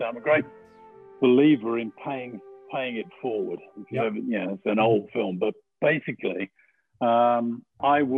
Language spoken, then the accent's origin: English; Birmingham, West Midlands, United Kingdom; accent: slight twang; I'm from Birmingham, so there's a slight twang to it